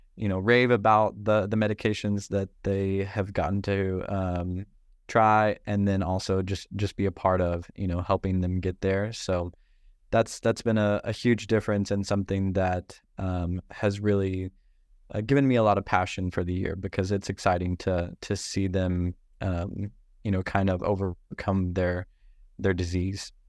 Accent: Northeast Arkansas, United States; moved away as an adult; now in San Francisco, United States; I grew up in Northeast Arkansas

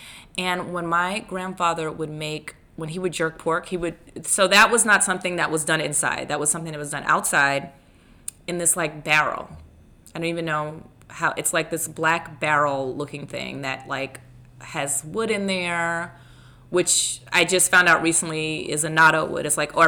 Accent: Mount Vernon, New York, United States; Mount Vernon, Westchester County.

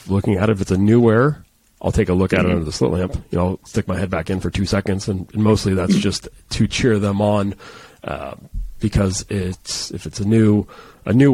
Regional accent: San Diego, California, United States; I'm from San Diego

